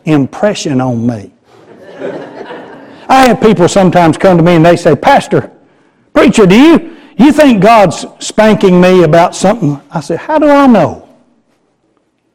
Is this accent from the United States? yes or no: yes; Garland, Texas, United States; Garland's my hometown.